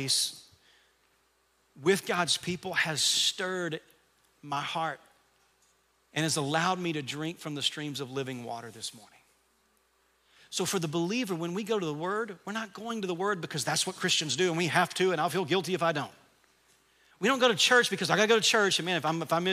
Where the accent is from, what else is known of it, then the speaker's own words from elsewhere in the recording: Camden, Arkansas, United States; I grew up in Camden, Arkansas.